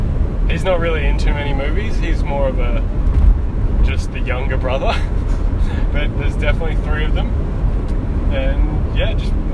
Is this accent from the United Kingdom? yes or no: no; Australia; Like, my accent here, this is very Americanized for me. I honestly hate how I sound right now. But whenever I'm around Australians or I go back home, it changes instantly.